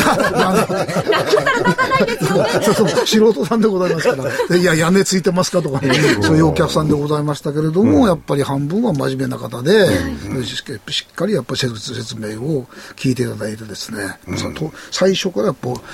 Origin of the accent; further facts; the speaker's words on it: Fukuoka, Japan; 私自身が福岡出身でございまして